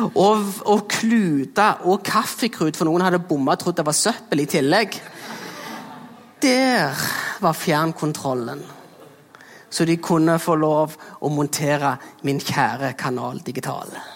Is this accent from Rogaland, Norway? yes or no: yes; Jæren, Rogaland, Norway; accent: Jæren dialect; Her kommer vi jo fra Jæren, det er derfor det er en flotte dialekten min. Eh, og der er jeg jo en ekte bygdegutt